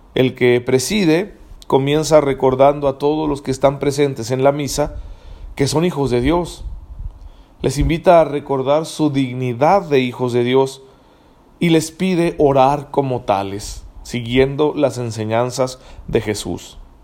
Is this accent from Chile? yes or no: no; Mexico